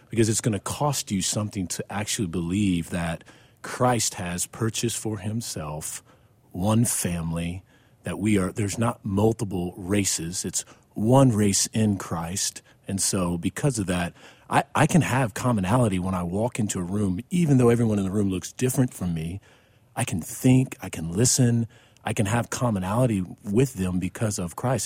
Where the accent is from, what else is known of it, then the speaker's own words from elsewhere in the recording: Mexico, Missouri, United States; now in Fort Worth, United States; I'm from Mexico, Missouri, which is not far from, um, um, Ferguson at all